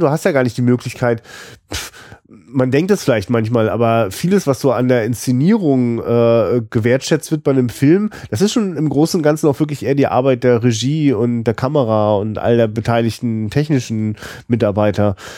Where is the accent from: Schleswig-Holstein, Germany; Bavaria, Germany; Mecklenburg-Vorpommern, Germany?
Mecklenburg-Vorpommern, Germany; Rostock; als Rostocker